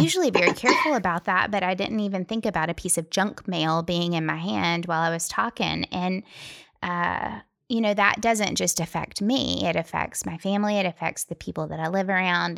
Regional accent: Tennessee, United States; We're from Tennessee

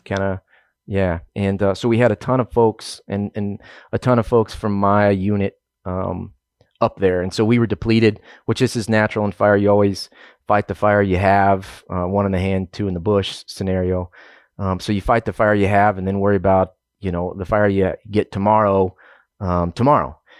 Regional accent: Oklahoma, United States; moved away as an adult; also born or lived in Southern New Mexico / Southern California / Eastern Montana / Southern Illinois; I'm originally from Oklahoma

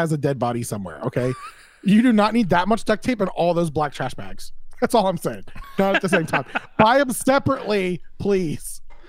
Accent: Florida, United States; I'm from Florida.

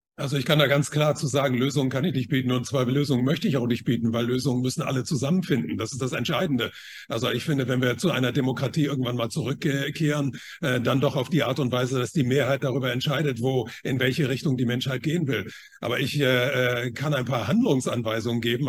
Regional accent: China; moved away; ich bin ja in China geboren

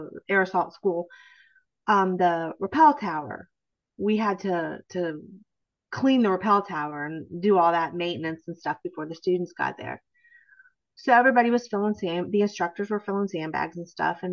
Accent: near Cleveland, Ohio, United States; moved away as an adult; also born or lived in Anchorage, Alaska / Washington, D.C. / Nashville, Tennessee; I grew up near Cleveland, Ohio.

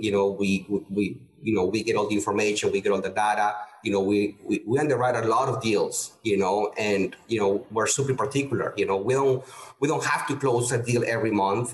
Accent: Peru; moved away as an adult; also born or lived in El Paso, Texas / Houston, Texas; now in United States; I'm originally from Peru, and uh, born and raised. And I came to the U.S. at age 25

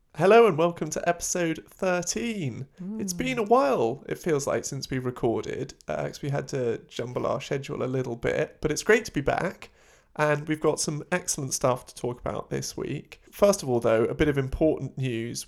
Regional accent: London, United Kingdom; I grew up in London, we'd have like football birthday party

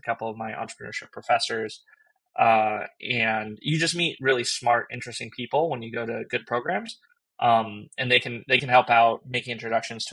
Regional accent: Southern California, United States; I grew up in Southern California

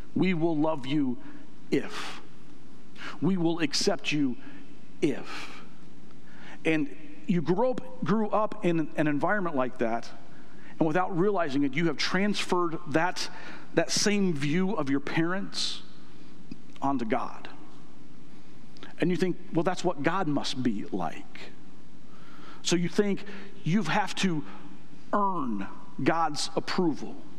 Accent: United States; I'm an American

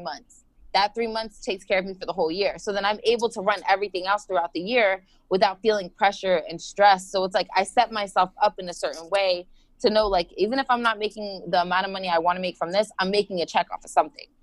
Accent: Florida, United States; also born or lived in New Jersey, United States; We moved down here when I was about six, so I've lived in Florida majority of my life

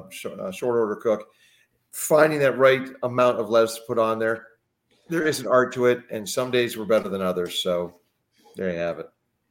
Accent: Midwest, United States; As a Midwesterner

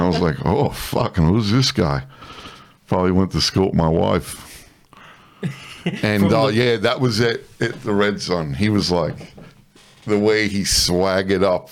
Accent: New York City, New York, United States; moved away as an adult; also born or lived in Bronx, New York; now in Canberra, Australia; I grew up in a town called Woodside, Queens

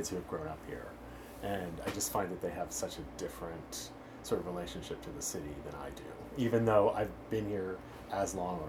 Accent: outside of Philly, Pennsylvania, United States; also born or lived in San Francisco; now in Los Angeles, United States; Yeah, I grew up outside of Philly.

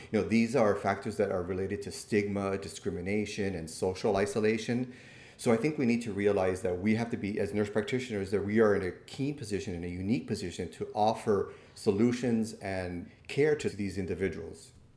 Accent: Miami, Florida, United States; I'm born and raised in Miami

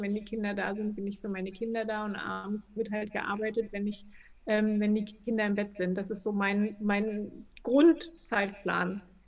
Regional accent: Berlin, Germany; also born or lived in Chemnitz; Also ich komme halt ursprünglich aus Berlin, also nicht geboren, aber lebe schon 100 Jahre hier gefühlt

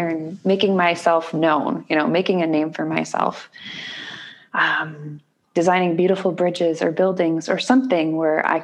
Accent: New Hampshire, United States; moved away as an adult; now in Texas, United States; I grew up in the Northeast. You couldn't really tell by my accent, but I did, New Hampshire

